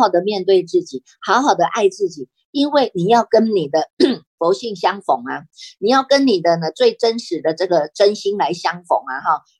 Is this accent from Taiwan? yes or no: yes; Taiwan; 我们台湾人还真的是很守法哈